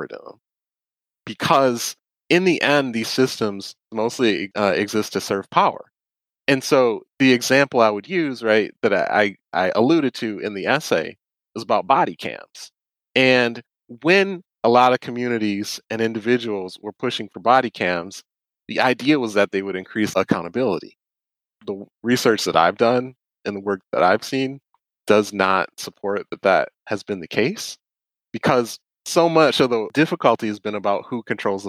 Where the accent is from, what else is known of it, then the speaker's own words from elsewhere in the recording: Detroit, Michigan, United States; I grew up in Detroit